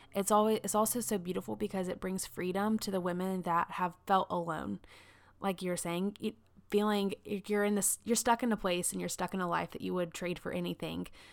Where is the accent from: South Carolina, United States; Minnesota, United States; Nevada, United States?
South Carolina, United States; I grew up in South Carolina, like, very much in the Bible Belt